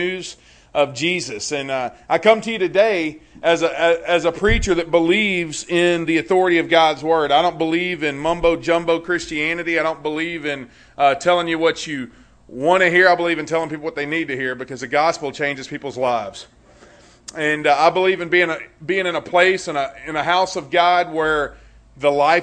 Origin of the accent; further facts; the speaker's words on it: Louisiana, United States; now in Conroe, United States; I was born and raised in Louisiana, though, so if you have a hard time understanding me, that's probably why.